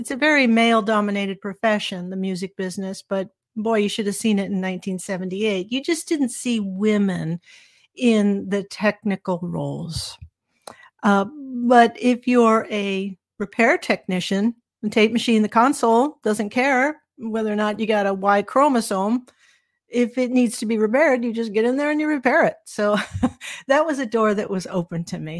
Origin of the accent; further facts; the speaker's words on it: Anaheim, California, United States; moved away as an adult; also born or lived in Minneapolis; I grew up in Anaheim and actually literally right next door to Disneyland